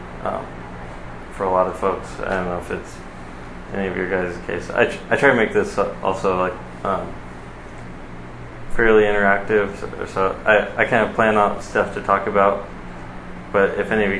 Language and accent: English; Costa Mesa, California, United States; I'm from the Costa Mesa, Orange County area, kind of born and raised